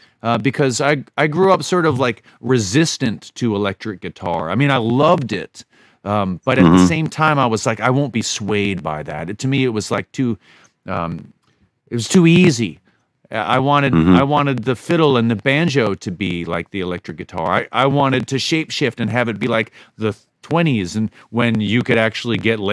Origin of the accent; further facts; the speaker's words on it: the South, United States; I was from the South, and I figured I'd go further south. But through the twists and turns of my life, I ended up living in the Finger Lakes.